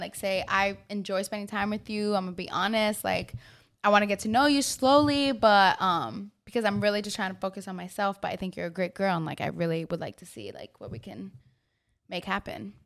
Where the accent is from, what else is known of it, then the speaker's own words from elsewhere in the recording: New York, United States; I am from New York, Queens, born and raised